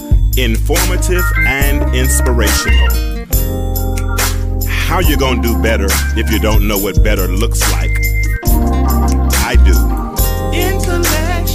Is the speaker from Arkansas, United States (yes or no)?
yes; North Little Rock, Arkansas, United States; now in Atlanta, United States; Little Rock, Arkansas, in the house? That's my hometown. Well, actually, I'm from the North Side.